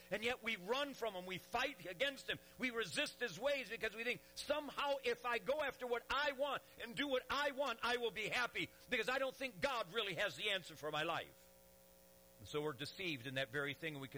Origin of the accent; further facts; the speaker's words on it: Detroit, Michigan, United States; I'm from Detroit. And I pastored 12 years in a city, Detroit